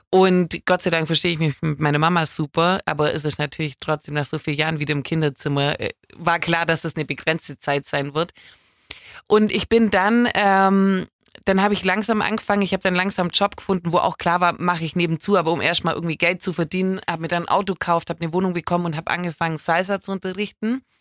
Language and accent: German; Baden-Württemberg, Germany; accent: Swabian; mein schauspielerisches Talent hat sich natürlich auch sehr in Grenzen gehalten wegen meinem schwäbischen Akzent.